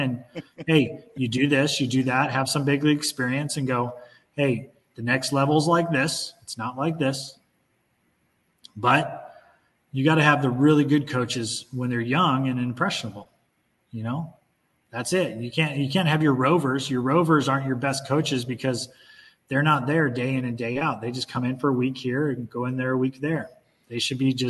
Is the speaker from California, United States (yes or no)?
yes; Orange County, California, United States; growing up in Orange County